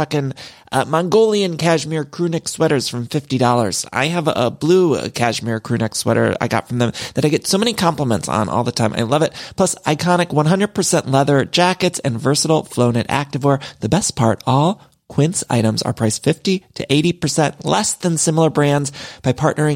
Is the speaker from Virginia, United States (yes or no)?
no; Ohio, United States; now in Los Angeles, United States